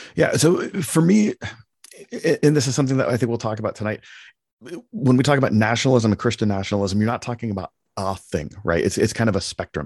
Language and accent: English; Palo Alto, California, United States; I was born in Palo Alto, California, and, and have lived in America, you know, my whole life